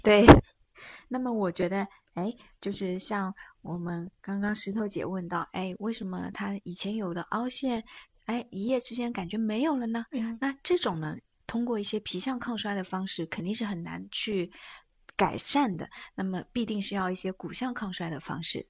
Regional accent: China; 就以前因为我们中国人。包括我们亚洲人，因为解剖学的原因

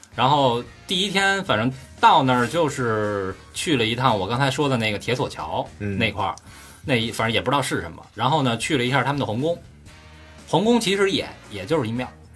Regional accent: China; 我们从中国来

